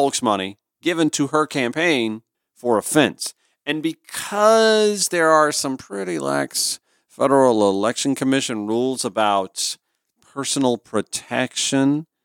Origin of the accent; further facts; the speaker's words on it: Augusta, Georgia, United States; from my hometown of Augusta, Georgia